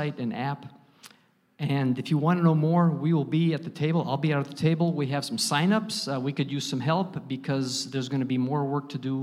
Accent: Chicago area, Northwest Indiana, United States; I grew up in the Chicago area in Northwest Indiana

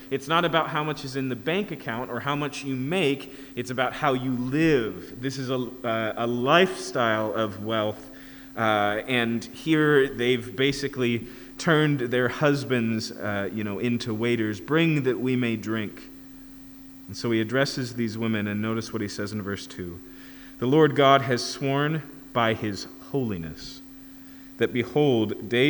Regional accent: Yakima, Washington, United States; where I grew up in Yakima, we had Scenic Hill

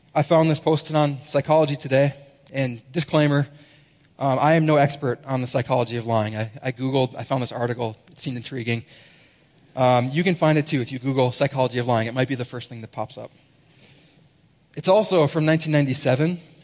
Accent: Minnesota, United States; moved away; I'm a Minnesotan as well, as we said up there, Minnesota.

